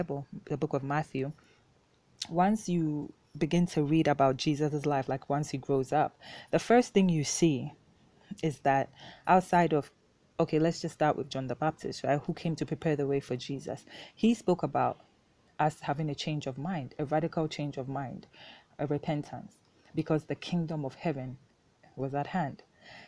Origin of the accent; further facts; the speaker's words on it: Ghana; first language Twi; English is a second language; my native tongue of Twi here in Ghana